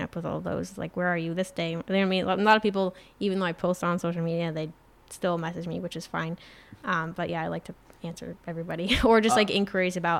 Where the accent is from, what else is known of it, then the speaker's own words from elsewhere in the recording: Saranac, New York, United States; that's where I went to high school